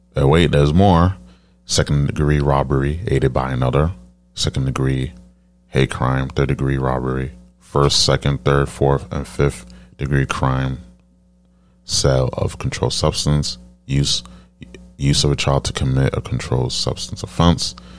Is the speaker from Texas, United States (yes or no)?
no; New York City, New York, United States; I'm, I'm from New York